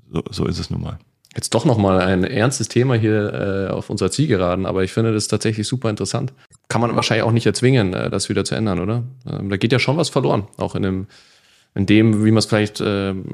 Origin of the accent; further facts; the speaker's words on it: Bavaria, Germany; Ich komme zwar aus Bayern, aber ich werde auch oft dafür kritisiert, dass ich